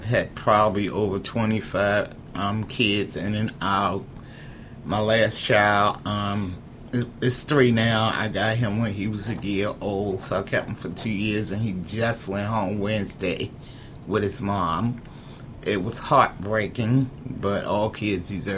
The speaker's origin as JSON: {"language": "English", "town": "Baltimore", "region": "Maryland", "country": "United States", "tie": "born or raised there", "also_born_or_lived": "Eastern Shore, Maryland / Irvington, Baltimore", "said": "I was raised up in East Baltimore. I spent a lot of my younger years in the Eastern Shore."}